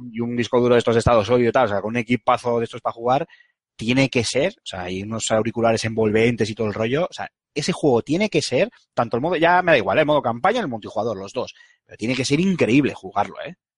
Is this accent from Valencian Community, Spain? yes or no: no; Bilbao, Basque Country, Spain; yo soy muy de Bilbao